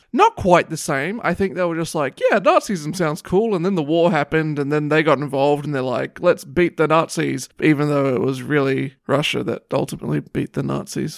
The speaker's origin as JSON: {"language": "English", "country": "Australia", "said": "I'm Australian"}